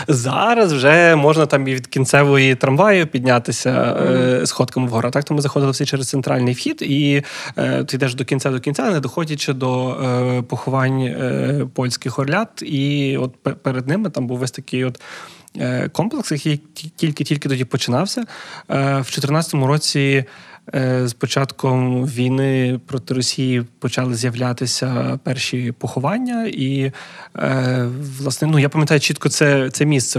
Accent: Lviv, Lviv Oblast, Ukraine; moved away as an adult; now in Kyiv, Ukraine; я львів'янин, який на заробітках в Києві, хоча це вже там вісім років

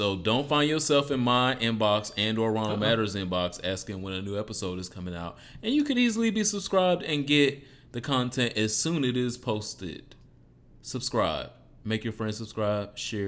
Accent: Detroit, Michigan, United States; Detroit, my hometown

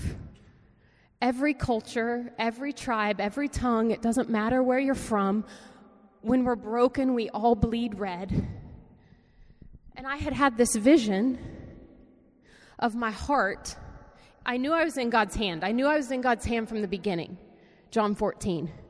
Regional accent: Wichita, Kansas, United States; moved away as an adult; also born or lived in New York; I'm from Wichita, Kansas. That's where all my family is.

